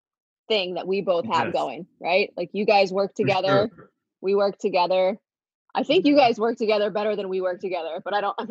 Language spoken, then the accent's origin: English; Florida, United States; moved away as an adult; now in San Diego, United States; Florida. Lived there until I was 21.